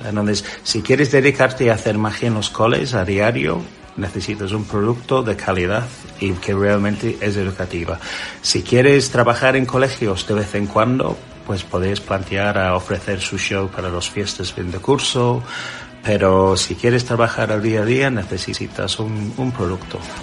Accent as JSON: {"language": "Spanish", "region": "England", "country": "United Kingdom", "second_language": "Spanish", "moved": "yes", "lives_now": "Spain", "said": "soy un inglés, un inglés que vino hace casi 25 años a vivir aquí a España"}